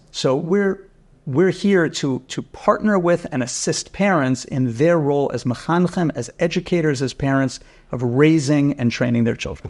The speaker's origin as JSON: {"language": "English", "town": "New York City", "region": "New York", "country": "United States", "tie": "born or raised there", "also_born_or_lived": "Rochester / Vancouver", "moved": "as an adult", "said": "I grew up right here in Keegan Hills"}